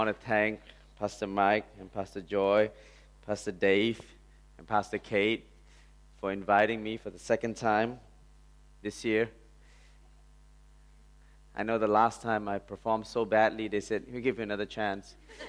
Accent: India; Okay, and I'm Indian. I'm truly Indian.

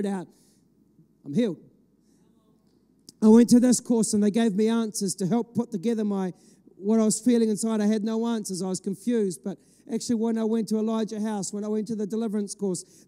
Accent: Ireland; I'm an Irishman. I've got it in my passport

